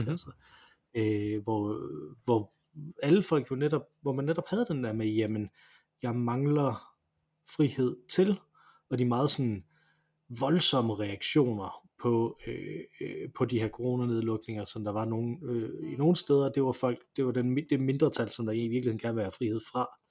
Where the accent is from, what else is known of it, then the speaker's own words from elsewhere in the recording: Denmark; vi som danskere